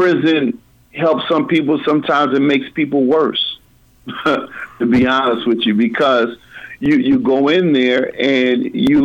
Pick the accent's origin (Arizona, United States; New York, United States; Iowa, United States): Iowa, United States; Des Moines; I grew up in Des Moines, born in 1974 in Lutheran Hospital.